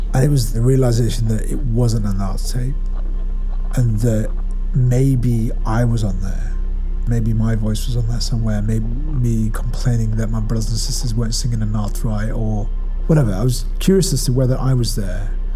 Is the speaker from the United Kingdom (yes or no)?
yes; Ashton-under-Lyne, North West England, United Kingdom; I was born in Ashton, which is in Tameside in Greater Manchester